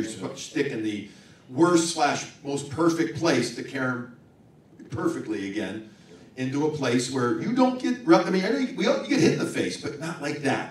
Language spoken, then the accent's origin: English; Chicago, Illinois, United States; I'm from Chicago. I grew up a Bruins fan because my family's from Boston, or half my family.